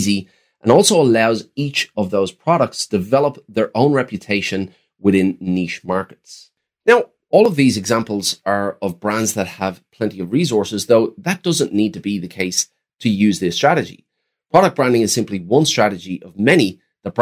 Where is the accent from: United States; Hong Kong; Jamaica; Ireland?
Ireland; growing up in Ireland in the 90s